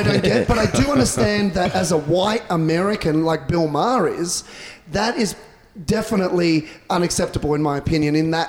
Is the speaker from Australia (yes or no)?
yes; Australia; moved away as an adult; now in United States; an Australian, as someone that when I first moved here